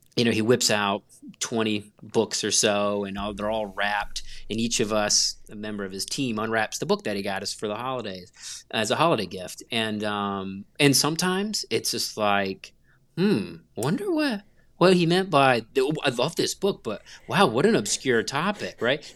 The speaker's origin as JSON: {"language": "English", "town": "Gastonia", "region": "North Carolina", "country": "United States", "tie": "born or raised there", "said": "I grew up in North Carolina uh, in a little town called Gastonia, North Carolina"}